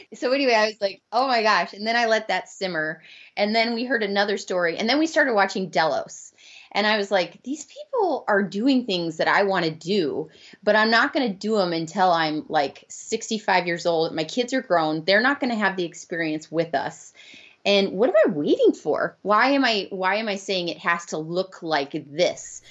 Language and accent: English; Arizona, United States; we're from Arizona, so we'd like to come back, and we have our moms here